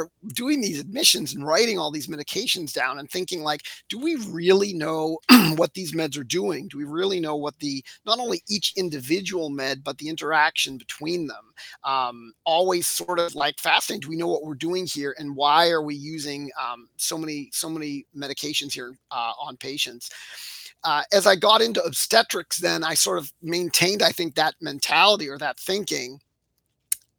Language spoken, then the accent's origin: English; Framingham, Massachusetts, United States; So I'm a local here in my hometown of Framingham, Mass.